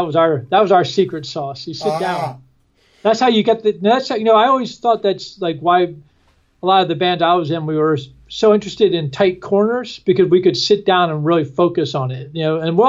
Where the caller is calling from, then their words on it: Arlington, Virginia, United States; I'm right outside of Washington, D.C. I'm at Discord House in Arlington, Virginia.